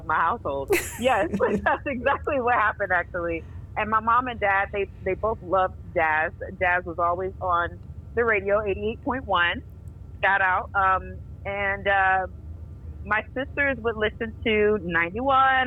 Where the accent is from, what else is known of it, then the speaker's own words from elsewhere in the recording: Norfolk, Virginia, United States; I'm from Norfolk, Virginia, and I went to Norview High School